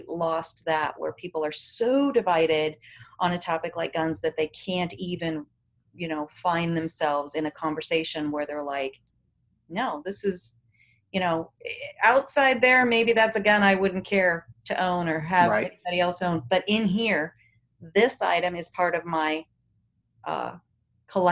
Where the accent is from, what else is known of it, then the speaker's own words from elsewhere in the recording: United States; we're American, mm-hmm. we're United States citizens